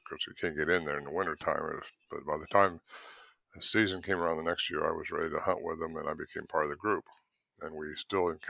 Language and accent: English; Northern California, United States; also born or lived in Merced, California; So I grew up in Northern California, and moved down to a place called Merced in the San Joaquin Valley